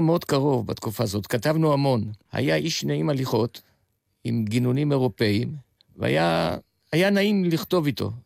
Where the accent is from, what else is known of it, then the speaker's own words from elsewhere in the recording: Tel Aviv, Tel Aviv District, Israel; also born or lived in Jaffa / Bulgaria; הילדות שלי הייתה בשכונה מאוד מיוחדת. הבית עמד על אי התנועה שבין המסגד לבין הדולפינריום